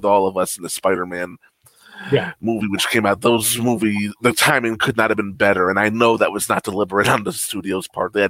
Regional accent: New York City, New York, United States; Speaking as a New Yorker

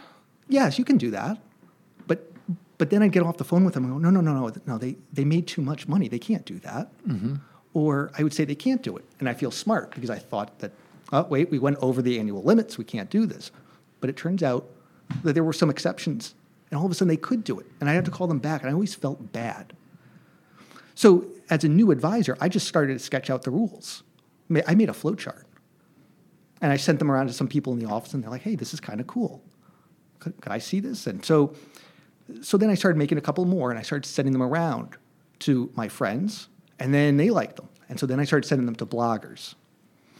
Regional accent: Hartford, Connecticut, United States; I come from the Hartford area in Connecticut

